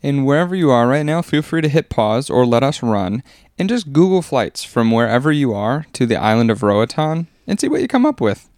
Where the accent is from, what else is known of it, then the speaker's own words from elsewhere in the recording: Wisconsin, United States; moved away; growing up in Wisconsin